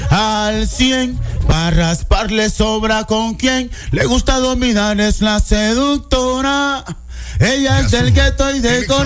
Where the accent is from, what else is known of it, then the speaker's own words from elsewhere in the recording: Honduras; Estoy en mi país. Eh, ahorita mismo pues estamos aquí en Tegucigalpa